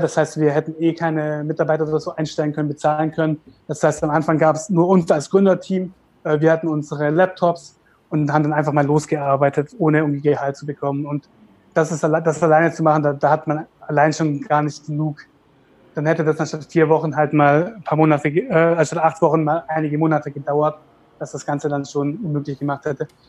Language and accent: German; Karlsruhe, Baden-Württemberg, Germany; wir kommen ja aus Karlsruhe, Süddeutschland